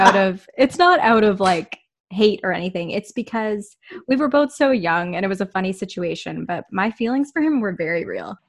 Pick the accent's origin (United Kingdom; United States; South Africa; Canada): Canada; Whitby, Ontario; now in Toronto, Canada; when I was growing up in Whitby